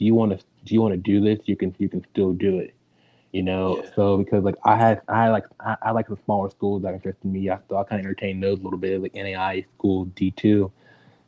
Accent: Dallas, Texas, United States; I grew up in Dallas, Texas

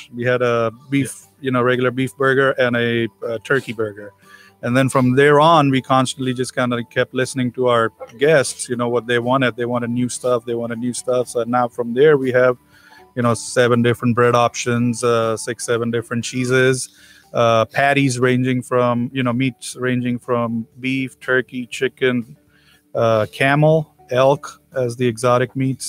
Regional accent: Near Bombay, Maharashtra, India; also born or lived in Victoria, Texas; now in Texas, United States; originally born and raised in India, then moved down here, moved to the United States in 2000

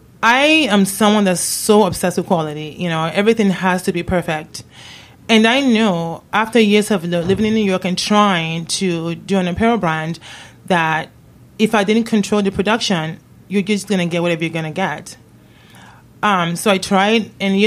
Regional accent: Nigeria; when I was a little kid and growing up in Nigeria, believe it or not.

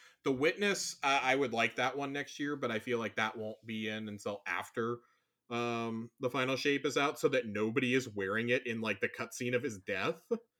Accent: Texas, United States; I'm from Texas

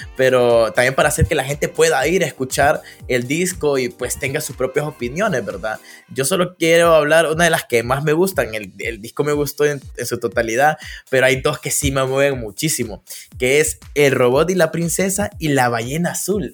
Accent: Danlí, El Paraíso, Honduras; Yo soy de Dan Lee. Estoy en Dan Lee.

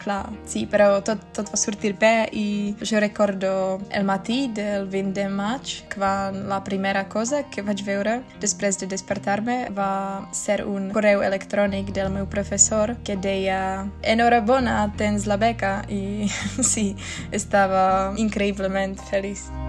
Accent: Czechia; Catalan is a second language; sóc de la República Txeca

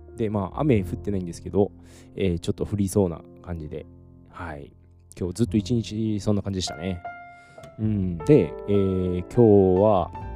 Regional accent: Saitama, Japan; moved away as an adult; now in Taiwan; 埼玉の実家

